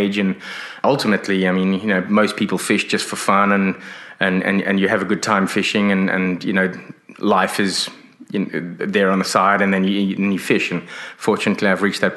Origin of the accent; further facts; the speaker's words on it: Johannesburg, Gauteng, South Africa; moved away as an adult; also born or lived in Hong Kong / London / Sydney, Australia; now in Exmouth, Australia; I grew up in South Africa, but I'm of British origin. My parents are British. I was born in Hong Kong.